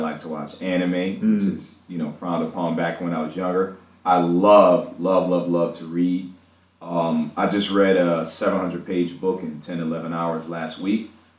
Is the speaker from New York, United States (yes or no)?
yes; Buffalo, New York, United States; also born or lived in Atlanta; I grew up in Buffalo pretty much most of my life. I call Buffalo my home. I've lived in different places, but the city of Buffalo, New York, is my home.